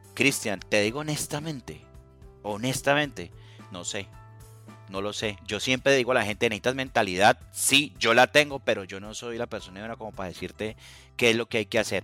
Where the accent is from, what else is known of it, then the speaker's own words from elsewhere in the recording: Cali, Valle del Cauca, Colombia; now in United States; soy de Cali, Colombia, vivo en Estados Unidos en este momento